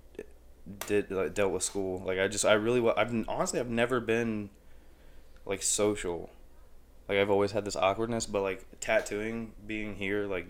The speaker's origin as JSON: {"language": "English", "town": "Piqua", "region": "Ohio", "country": "United States", "tie": "born or raised there", "said": "I grew up in Piqua. Lived all over Piqua"}